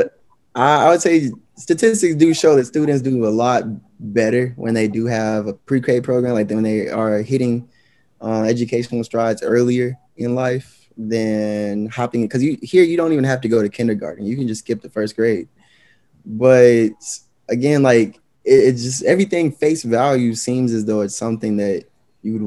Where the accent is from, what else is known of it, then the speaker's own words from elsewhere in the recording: Georgia, United States; being a Black male growing up in Georgia